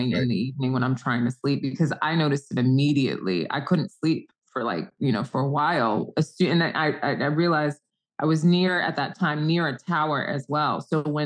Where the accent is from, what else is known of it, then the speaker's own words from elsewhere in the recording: Nigeria; also born or lived in Sierra Leone / South Africa; I'm Nigerian, and I spent a lot of time in different parts of Africa, Sierra Leone, Nigeria, South Africa